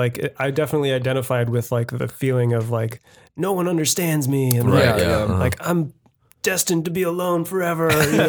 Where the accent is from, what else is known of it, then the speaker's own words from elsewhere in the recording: San Jose, California, United States; This is my hometown. Not too far from here is where my parents still live. And born in Good Sam, I think.